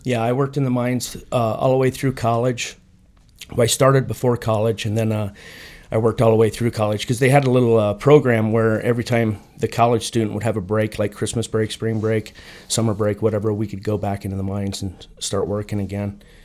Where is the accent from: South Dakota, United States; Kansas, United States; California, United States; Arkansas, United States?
South Dakota, United States; Sturgis; now in Phoenix, United States; I'm from Sturgis, South Dakota, where they have the big motorcycle rally. I was born and raised, went to high school there.